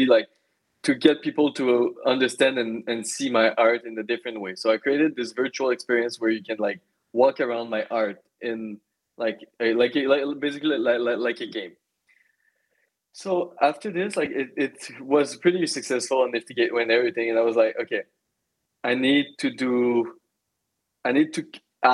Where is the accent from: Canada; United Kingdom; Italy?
Canada; Magog, Quebec; my hometown. I come from Magog, a very small town in Eastern Township of Quebec